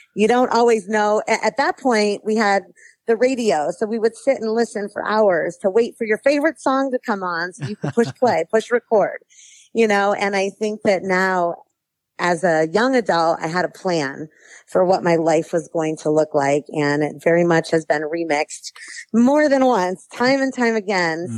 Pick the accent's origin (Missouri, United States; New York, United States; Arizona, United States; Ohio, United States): New York, United States; now in Palmdale, United States; Growing up in New York, we had K 12 districts